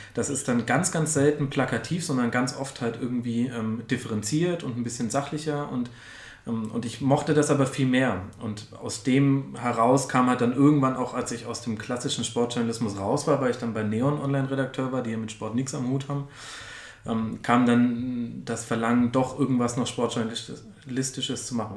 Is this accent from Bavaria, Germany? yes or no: yes; Franconia, Bavaria, Germany; now in Munich, Germany; ich komme eigentlich aus Franken. Ich bin erst nach München gezogen